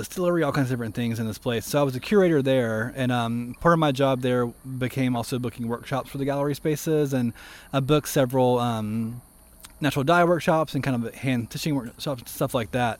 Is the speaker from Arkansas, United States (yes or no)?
no; Montgomery, Alabama, United States; also born or lived in Grady, Alabama / Hope Hull, Alabama / Boston / Washington State; now in Greensboro, United States; So I grew up in Montgomery. Well, I grew up right outside of Montgomery and originally from a small town called Grady, Alabama